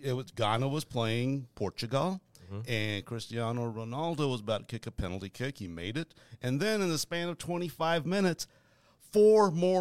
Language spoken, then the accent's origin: English; Algonquin, Illinois, United States; And I'm from Algonquin.